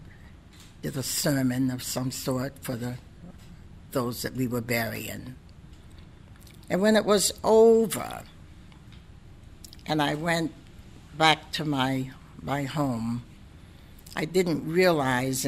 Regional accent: Portsmouth, New Hampshire, United States; I'm from Portsmouth, and I've been through some trials and tribulations myself here growing up

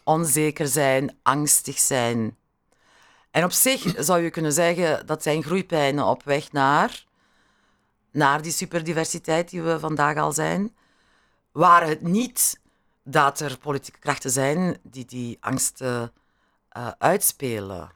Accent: Beringen, Flanders, Belgium; mijn kindertijd in die eh, zonnige periode van Limburg was, van Beringen

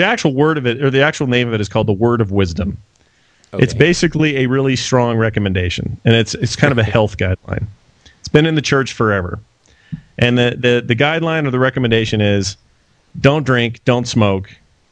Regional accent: Salt Lake City, Utah, United States; I'm born and raised in Salt Lake City, Utah

